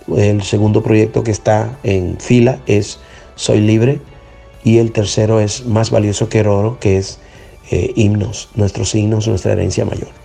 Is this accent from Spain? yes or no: no; Dominican Republic; Yo soy de la República Dominicana